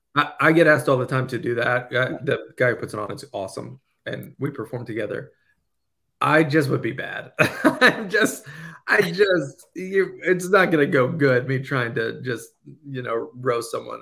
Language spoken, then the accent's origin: English; Louisiana, United States; growing up in Louisiana